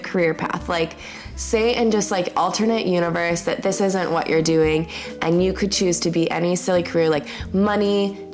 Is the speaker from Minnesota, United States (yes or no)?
yes; Coon Rapids, Minnesota, United States; I was raised totally in the Lutheran church in Coon Rapids, Minnesota